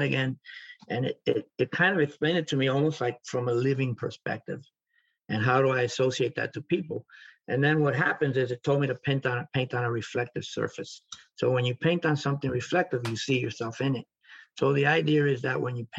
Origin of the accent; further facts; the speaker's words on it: New York City, New York, United States; moved away; also born or lived in Florida; growing up in the South Bronx and growing up in a different environment